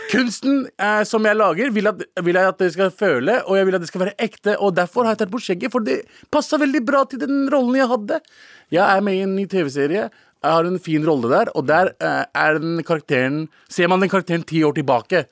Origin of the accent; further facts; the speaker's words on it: Norway; jeg er en norsk pakistaner